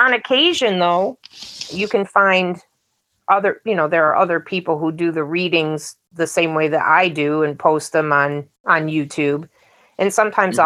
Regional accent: Michigan, United States; I'm from Michigan in the US

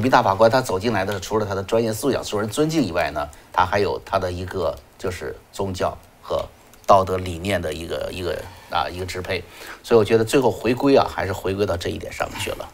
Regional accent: China; moved away; 我们在中国，中国长大的孩子们

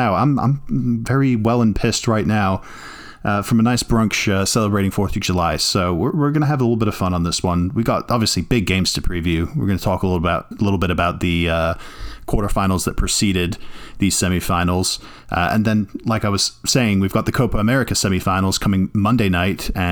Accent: Ireland; now in United States; I'm Irish

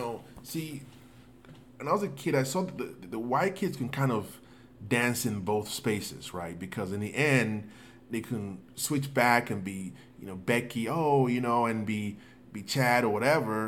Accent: Nigeria; now in United States; growing up in Africa, where education is almost like you have no choice. Coming to the United States

